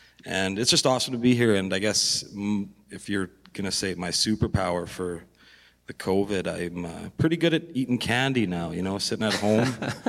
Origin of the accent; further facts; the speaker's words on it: North Battleford, Saskatchewan, Canada; I play rhythm guitar, and I'm the lead singer. I was born and raised in the Battlefords. I run a construction company here